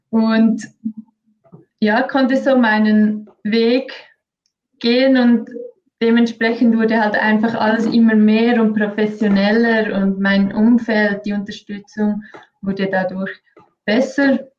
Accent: Engelberg, Obwalden, Switzerland; groß geworden in Engelberg. Meine Eltern sind beide schon Ski gefahren, ähm, ambitionierte Skifahrer oder vor allem auch Skilehrer.

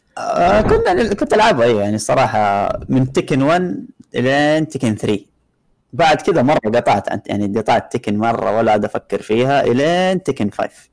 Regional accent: Jeddah, Makkah Province, Saudi Arabia; هنا عندنا بجده

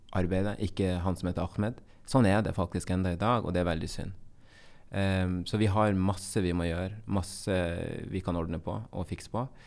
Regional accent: Bodø, Nordland, Norway; accent: Bodø dialect; also born or lived in Colombia; jeg er fra Nord-Norge, og jeg er oppvokst

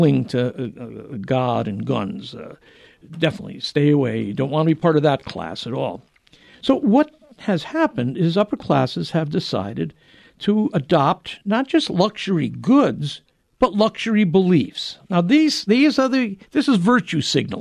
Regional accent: New England, United States; I grew up in New England

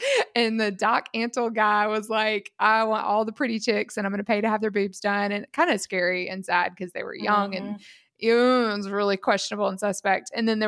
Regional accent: South Carolina, United States; I grew up in South Carolina

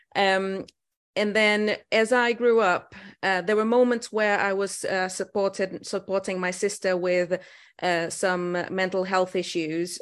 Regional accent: Portugal; moved away as an adult; also born or lived in Lisbon, Portugal; now in United Kingdom; I was born in Portugal in a small village.

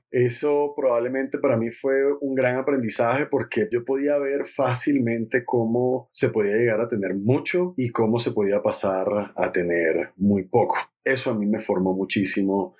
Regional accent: Barranquilla, Atlántico, Colombia; also born or lived in Cali; yo nací en Cali, más sin embargo, yo me considero barranquillero, yo soy barranquillero

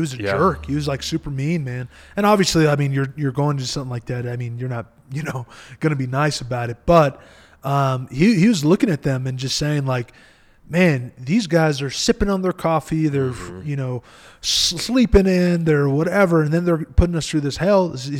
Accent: Eloy, Arizona, United States; I come from Eloy, Arizona, right? And so we get literally the newspapers listed us as the second worst city to live at in Arizona.

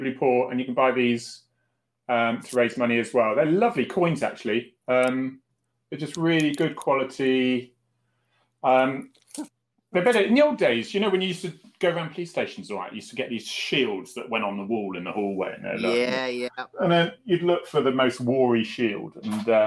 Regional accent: Newquay, South West England, United Kingdom; moved away as an adult; now in Devon, United Kingdom; I am, Cornish, but I was born and brought up in Newquay

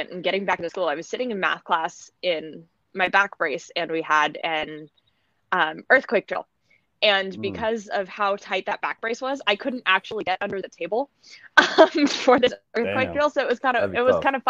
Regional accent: Alaska, United States; Growing up in Alaska

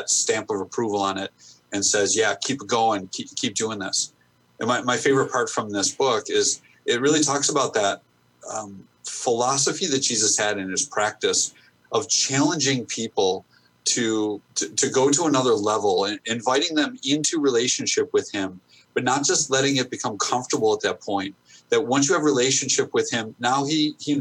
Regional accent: United States; us as American pastors

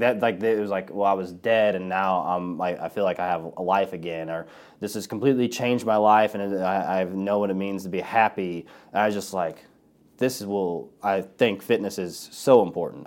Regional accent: Collinsville, United States; Collinsville Community Church, and it's here in my, in my hometown

